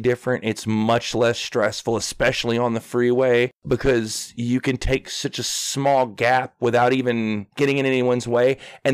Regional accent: Arkansas, United States; I'm from Arkansas.

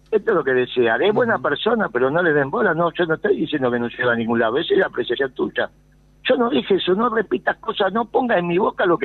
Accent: Córdoba, Argentina; yo vengo de Córdoba.

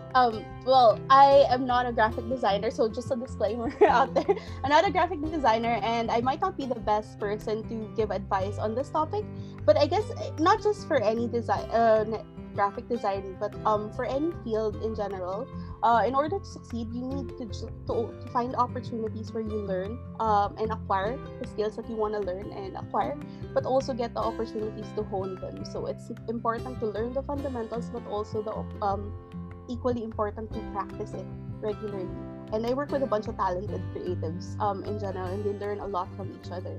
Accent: Philippines; getting a job in the Philippines, sure, being Filipino mattered

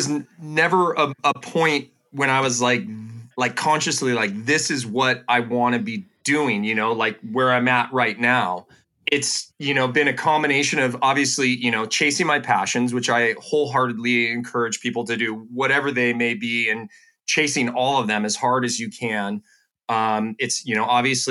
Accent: Petaluma, California, United States; here in my hometown.

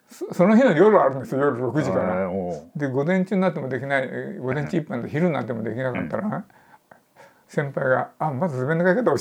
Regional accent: rural Aichi Prefecture, Japan; moved away as an adult; also born or lived in Tokyo; 愛知県の田舎から出てきたのに

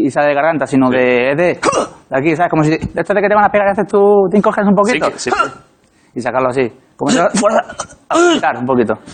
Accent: Málaga, Andalusia, Spain; moved away as an adult; now in Madrid, Spain; Yo soy de Málaga, vengo a Madrid, 18 años. Todo dice, vas, deja a tus padres.

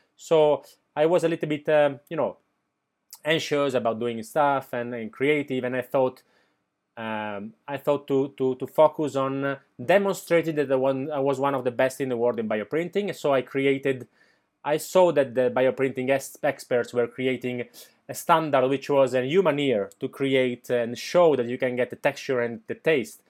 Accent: Milan, Lombardy, Italy; now in Barcelona, Spain; I was born in, uh, Milan, nineteen eighty-six.

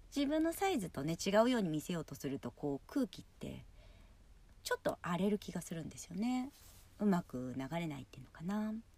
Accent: Yokohama, Kanagawa, Japan; 私地元が横浜なんですけど

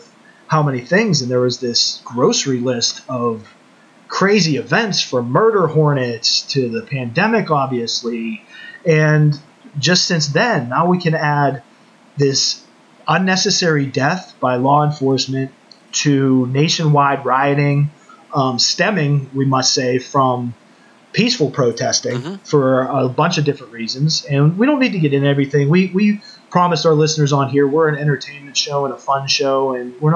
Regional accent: Woodland Hills, United States; Growing up in the Woodland Hills community

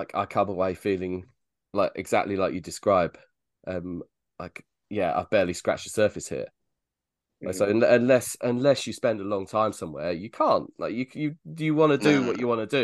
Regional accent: United Kingdom; as a Brit

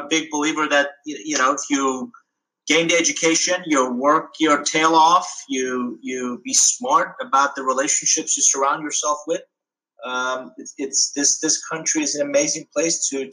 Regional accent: Iran; now in United States; I was born abroad. So I'm originally from Iran.

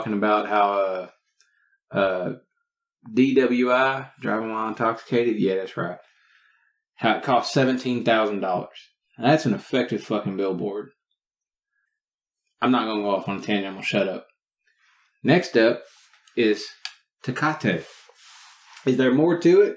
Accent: Texas, United States; I am from Texas

